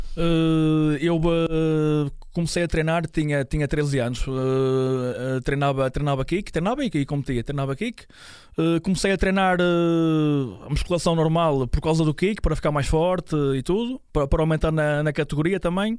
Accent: São João da Madeira, Aveiro District, Portugal; Eu sou de, de São João da Madeira

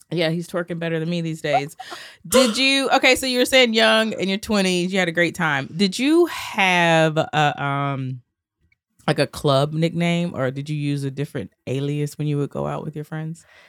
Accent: Georgia, United States; also born or lived in Atlanta; now in New York City, United States; I'm from Georgia

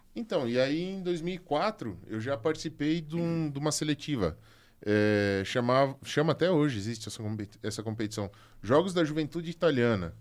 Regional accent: Concórdia, Santa Catarina, Brazil; lá da minha cidade, lá de Concórdia

